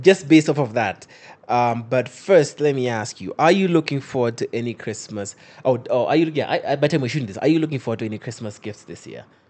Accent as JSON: {"language": "English", "region": "Western Kenya", "country": "Kenya", "said": "I'm from Western. My, my, my, my dad's Luo, my mom's Luo."}